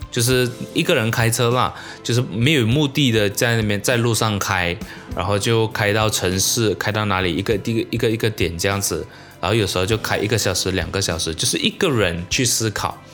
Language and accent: Chinese; Malaysia; 我生在马来西亚其实是非常非常幸福的一件事情